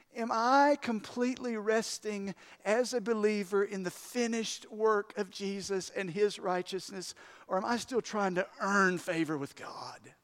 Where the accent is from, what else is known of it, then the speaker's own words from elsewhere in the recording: United States; I'm proud of being American